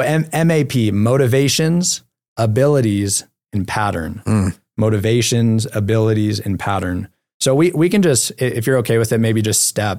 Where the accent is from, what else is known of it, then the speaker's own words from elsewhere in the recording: California, United States; now in Utah, United States; We can't go to the beach here because we're in Utah, but I am from California.